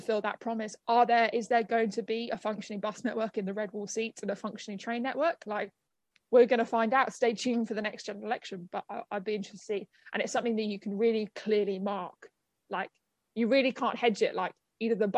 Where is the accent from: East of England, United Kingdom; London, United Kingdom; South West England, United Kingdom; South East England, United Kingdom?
London, United Kingdom; as a Londoner